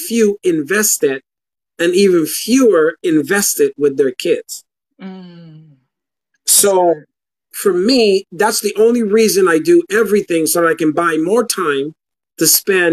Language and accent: English; Guyana; now in United States; growing up in Guyana, third world country